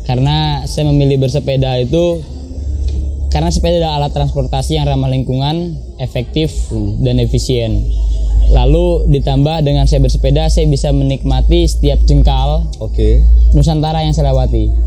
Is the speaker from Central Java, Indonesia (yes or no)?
no; Jakarta, Indonesia; Kalau asli saya lahir besar dan domisili saya di Jakarta. Jakarta. Jadi rumah saya di Ciracas, Jakarta Timur.